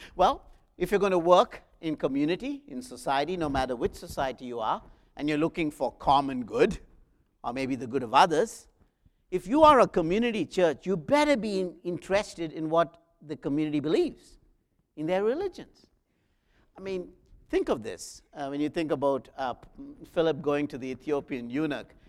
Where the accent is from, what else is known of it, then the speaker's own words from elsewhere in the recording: South India, India; moved away as an adult; I was the young man, an electrician from South India